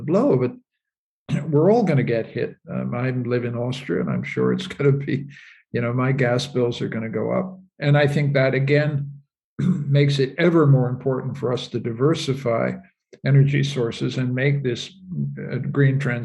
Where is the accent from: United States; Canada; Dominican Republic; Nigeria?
Canada; My country, I'm a Canadian, my country, Canada